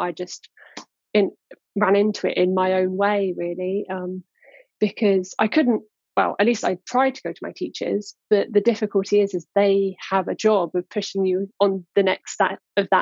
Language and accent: English; Cambridge, East of England, United Kingdom; I was born in Cambridge, born and raised. I'm still in and around the area